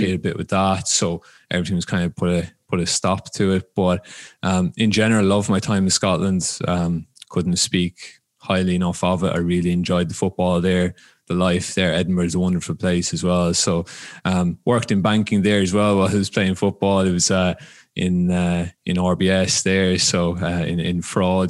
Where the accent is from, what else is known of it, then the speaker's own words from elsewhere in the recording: Ireland; moved away as an adult; now in United States; I'm from Ireland, um, originally. So grew up there, started playing there.